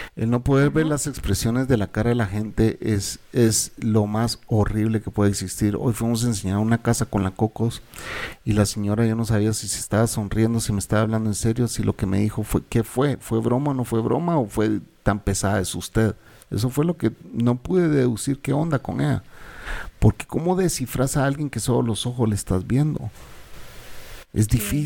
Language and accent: Spanish; Guatemala; also born or lived in El Salvador; yo soy guatemalteco